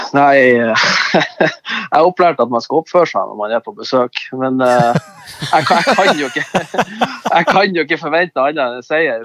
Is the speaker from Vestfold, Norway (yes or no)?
no; Bodø, Nordland, Norway; født og oppvokst i Bodø